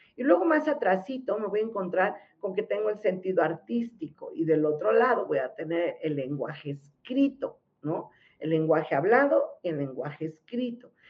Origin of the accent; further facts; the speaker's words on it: Mexico; Si somos mexicanos